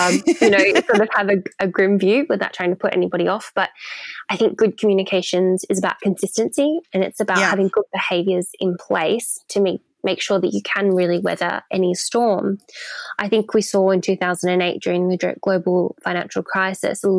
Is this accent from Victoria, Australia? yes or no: yes; Melbourne, Victoria, Australia; moved away as an adult; now in London, United Kingdom; So Melbourne in Australia is my hometown